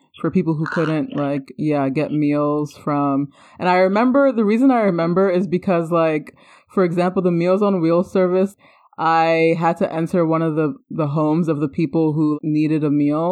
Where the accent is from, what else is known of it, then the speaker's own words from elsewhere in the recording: New Jersey, United States; also born or lived in Manhattan, New York; someone who basically is a New Jersey native, right? Because I was born in Manhattan, but I only lived in New York for, like, some of my childhood, right? Like, it was most of my life that I was in New Jersey